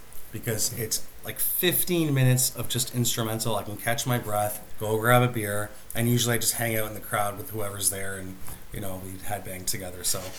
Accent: Ireland; That's true. Although we're both Irish.

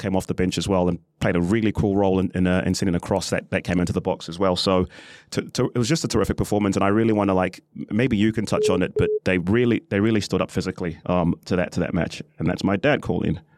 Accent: New Zealand; as a New Zealander

